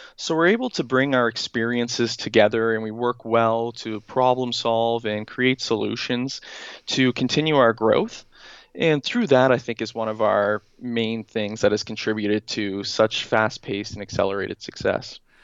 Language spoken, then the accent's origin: English; Halifax, Nova Scotia, Canada; moved away as an adult; also born or lived in Newfoundland; I am from Halifax, Nova Scotia